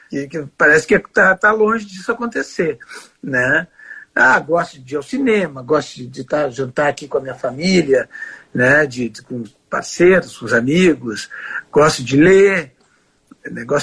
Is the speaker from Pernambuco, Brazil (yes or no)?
no; Porto Alegre, Rio Grande do Sul, Brazil; eu sou gaúcho, sou de Porto Alegre, eu fui para lá para trabalhar no Diário Catarinense